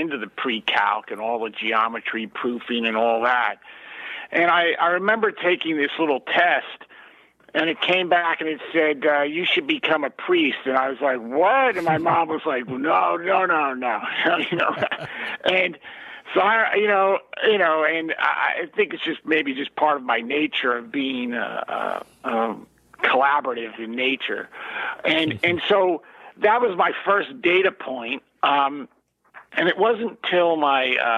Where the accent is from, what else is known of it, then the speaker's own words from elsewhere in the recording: South Orange, New Jersey, United States; I grew up in South Orange, New Jersey, Essex County